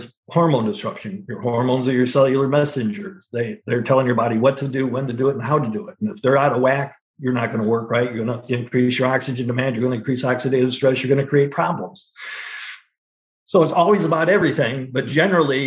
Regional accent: Northwest Ohio, United States; I grew up in Northwest Ohio

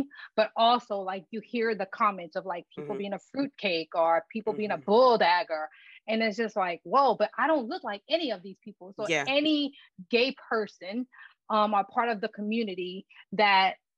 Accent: Louisiana, United States; moved away; I'm from a very, very small town. Our village, the name of it is Lauraville, in Louisiana.

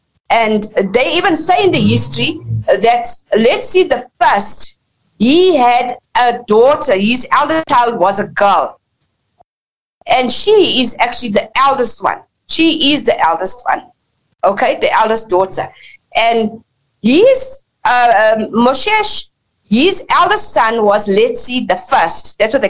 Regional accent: Lesotho; our people had to go into exile from, we come from Basutoland, which Basutoland was only created in 1886. Lesotho was only created in 1966

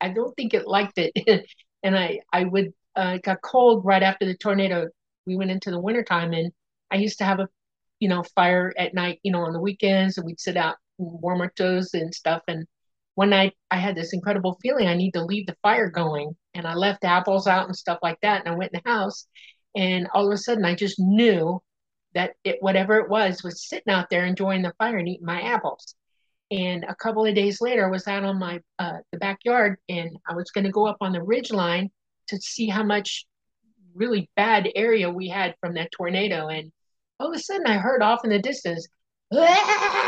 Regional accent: Miami, Florida, United States; also born or lived in Dade City, Florida / Panama City, Florida; I grew up in Miami in the Everglades.

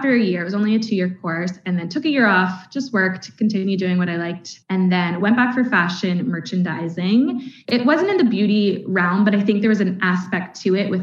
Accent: Canada; accent: Canadian; moved away as an adult; now in Northern Ireland, United Kingdom; I'm obviously Canadian. I think that comes across with my accent

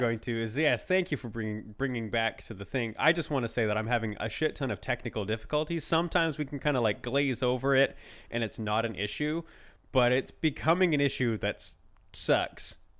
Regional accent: Canada; we're both Canadian

